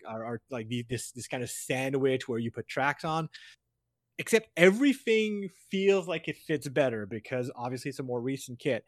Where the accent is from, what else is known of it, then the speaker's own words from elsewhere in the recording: Canada; I, as a Canadian